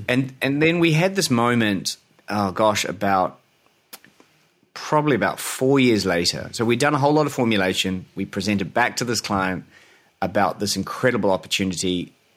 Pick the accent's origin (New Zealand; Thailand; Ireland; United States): New Zealand; moved away as an adult; also born or lived in Australia / London; born in New Zealand